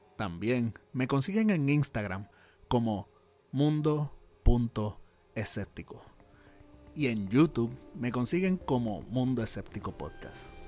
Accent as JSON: {"language": "Spanish", "country": "Puerto Rico", "also_born_or_lived": "New York", "moved": "yes", "lives_now": "United States", "said": "como puertorriqueño perdido pues, en Estados Unidos"}